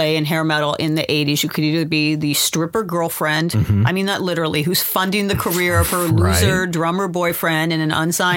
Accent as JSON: {"language": "English", "town": "Los Angeles", "region": "California", "country": "United States", "tie": "born or raised there", "said": "Grew up in the San Fernando Valley"}